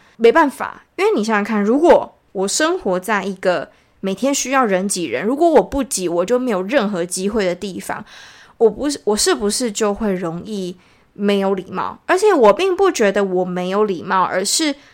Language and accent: Chinese; Taiwan; 超级有钱的很多都比我们台湾人有钱